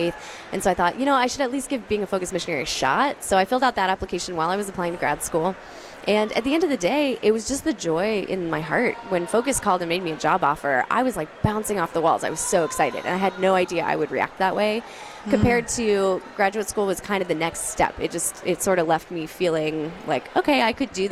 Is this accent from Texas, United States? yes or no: no; Denver, Colorado, United States; I grew up in the Denver area.